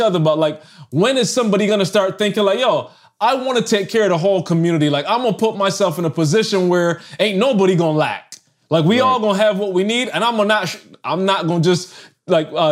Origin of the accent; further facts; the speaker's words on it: Barbados; moved away as an adult; I'm from Barbados